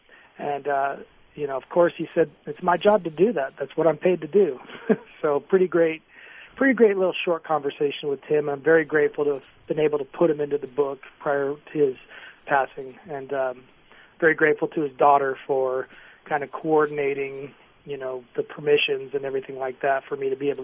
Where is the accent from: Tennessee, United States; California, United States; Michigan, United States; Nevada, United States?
Nevada, United States; Las Vegas; I'm from Las Vegas